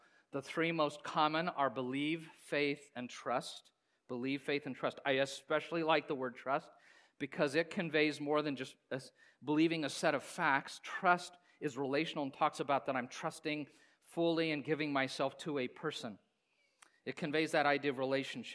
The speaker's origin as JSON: {"language": "English", "town": "Hays", "region": "Kansas", "country": "United States", "tie": "born or raised there", "said": "I grew up in Kansas, in Hayes, a lot of Volga Germans there"}